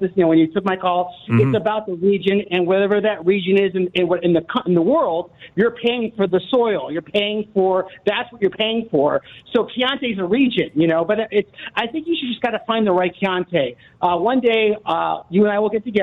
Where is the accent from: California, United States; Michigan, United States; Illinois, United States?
Illinois, United States; Arlington Heights; I grew up in Arlington Heights, like, you know, for a big part of my life